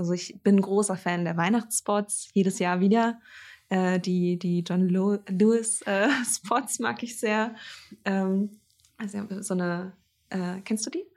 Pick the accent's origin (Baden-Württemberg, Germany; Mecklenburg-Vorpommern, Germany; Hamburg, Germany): Mecklenburg-Vorpommern, Germany; Greifswald; in meiner Heimatstadt ähm, äh, in Greifswald